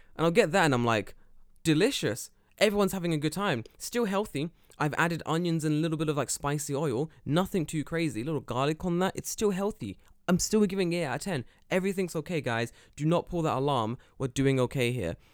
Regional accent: London, United Kingdom; now in Japan; I grew up in London.

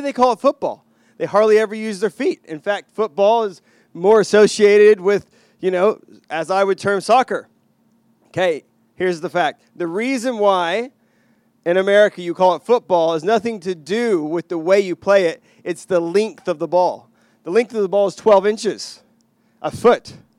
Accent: Texas, United States; moved away; I grew up in Texas

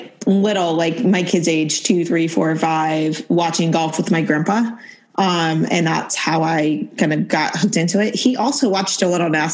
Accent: Oregon, United States; moved away as an adult; also born or lived in Arizona / Jacksonville, Florida; I was not one of those people that was, you know, tied to my hometown and where I wanted to be in the same place all my life. So as soon as high school was over, I left Oregon

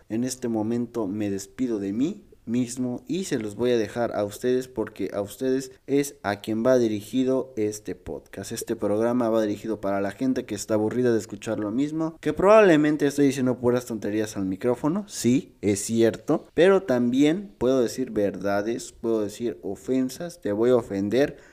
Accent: Mexico; de aquí soy, aquí nací, aquí probablemente me muera

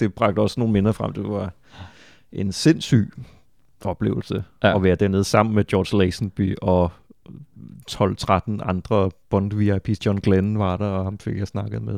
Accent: Funen, Southern Denmark, Denmark; Jeg, jeg er fra Fyn øh, og voksede op i 80'erne, hvor jeg så også tysk tv

